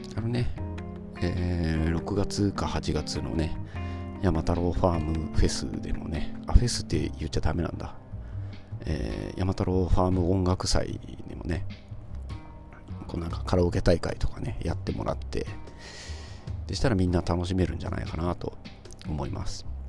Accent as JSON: {"language": "Japanese", "region": "Ibaraki", "country": "Japan", "said": "僕茨城なんですけど"}